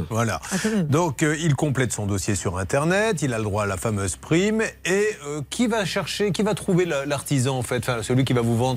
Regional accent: Vichy, Auvergne-Rhône-Alpes, France; je viens de Vichy.

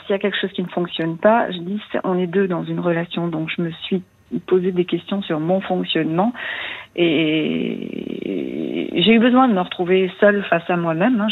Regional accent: eastern France, France; moved away as an adult; also born or lived in Paris region; now in Lyon region, France; je suis restée dans ma région d'origine, euh, dans l'Est de la France, pendant 25 ans, et puis 25 ans ici

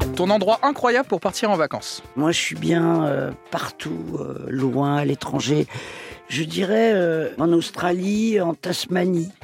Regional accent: Paris, Île-de-France, France; also born or lived in Toledo, Spain (ancestry); Ma région d'origine, c'est l'Espagne même si euh, je suis parisienne

